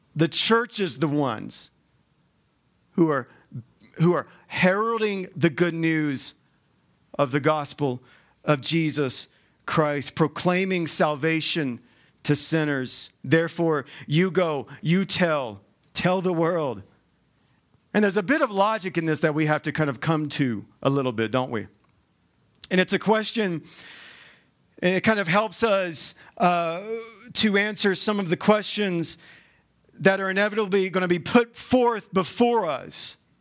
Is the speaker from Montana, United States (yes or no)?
no; Georgia, United States; moved away as an adult; now in Utah, United States; I'm, I'm from Georgia. You'll probably hear that in, in my accent